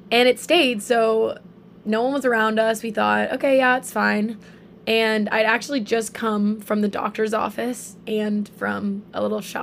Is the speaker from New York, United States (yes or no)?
no; Charleston, South Carolina, United States; moved away as an adult; now in Oahu, United States; Um, so I'm 19, almost 20. I'm from Charleston, South Carolina and I've actually been out on Oahu since July.